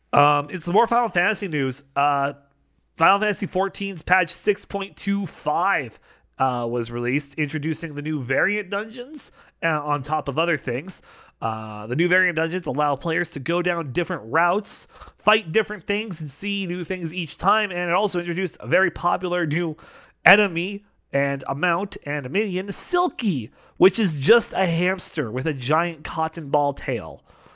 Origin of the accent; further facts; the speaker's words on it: Canada; Especially being Canadian